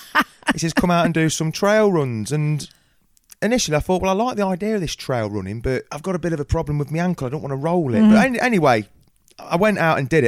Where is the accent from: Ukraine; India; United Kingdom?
United Kingdom; Coalville, Leicestershire, East Midlands; I hail from Colvard in Leicestershire